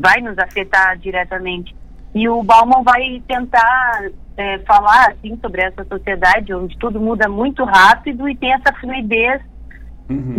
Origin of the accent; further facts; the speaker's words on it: Bagé, Rio Grande do Sul, Brazil; eu comecei a tocar violino na minha cidade, eu sou natural de Bagé